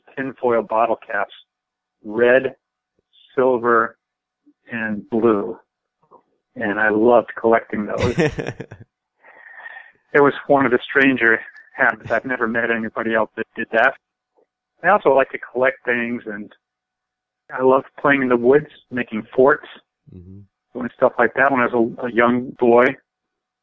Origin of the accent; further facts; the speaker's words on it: Longmeadow, Massachusetts, United States; I grew up in Long Meadow, Massachusetts, not far from you, I think.